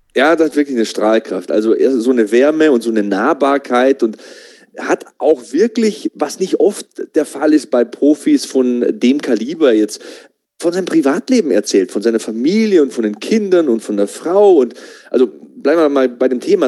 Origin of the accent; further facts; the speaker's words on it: Passau, Bavaria, Germany; ich komme aus Passau